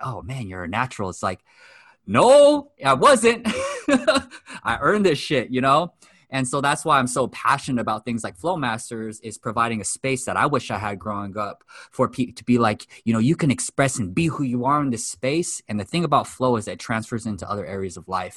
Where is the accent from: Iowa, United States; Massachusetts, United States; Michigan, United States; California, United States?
California, United States; Los Angeles; also born or lived in Japan; I'm born and raised in West Los Angeles, fourth generation Japanese American